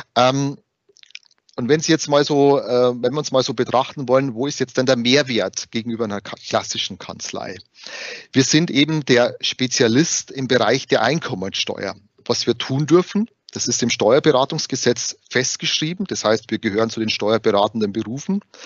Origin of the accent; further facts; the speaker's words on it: Bavaria, Germany; accent: Bavarian; wie man es vielleicht am Dialekt schon hört, ich bin gebürtiger Bayer